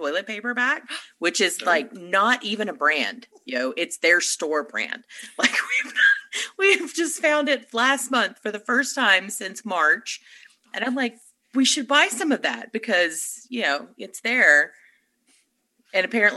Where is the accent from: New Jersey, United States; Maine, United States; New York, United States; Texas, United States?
Texas, United States; I'm from Texas.